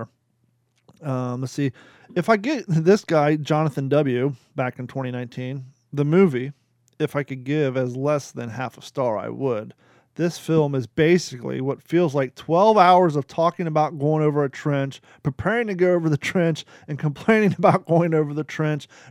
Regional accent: Kentucky, United States; moved away; also born or lived in Florida; I was born in Kentucky. I've lived 19 years in Florida.

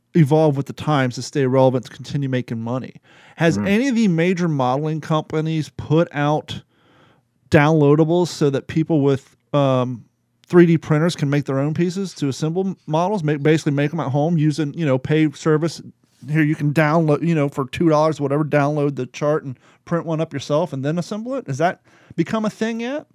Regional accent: Kentucky, United States; me growing up in Kentucky

